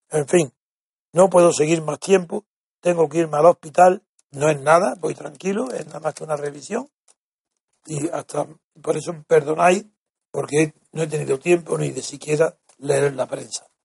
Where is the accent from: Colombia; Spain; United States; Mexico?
Spain; Andalusia; no me siento igualmente español y andaluz, me siento español.